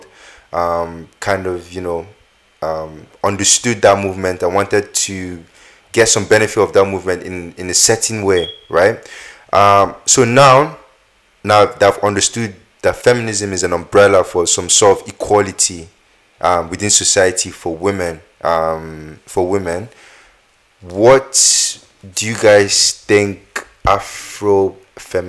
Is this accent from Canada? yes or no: no; Northern Nigeria, Nigeria; where I come from in Nigeria, I come from Northern Nigeria